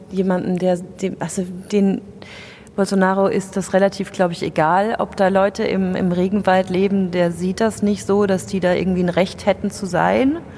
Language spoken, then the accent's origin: German; Rhineland-Palatinate, Germany; Die wohnt nämlich noch in der schönen Pfalz, wo ich herkomme.